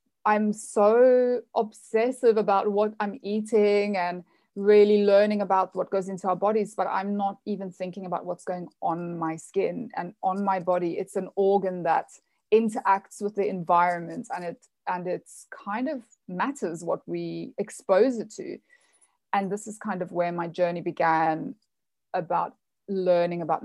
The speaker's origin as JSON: {"language": "English", "country": "South Africa", "tie": "born or raised there", "also_born_or_lived": "United States", "moved": "as an adult", "said": "I'm from South Africa. I was born and raised kind of on the farm country in the middle of nowhere"}